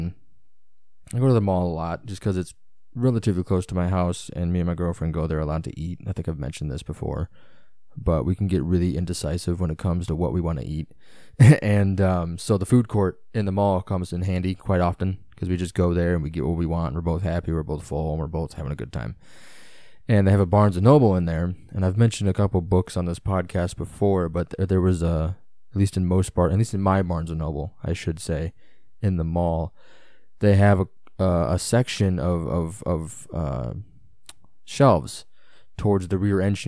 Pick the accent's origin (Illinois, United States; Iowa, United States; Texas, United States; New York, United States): Illinois, United States; It's my neck of the woods. They're my stomping grounds. I'm from Illinois.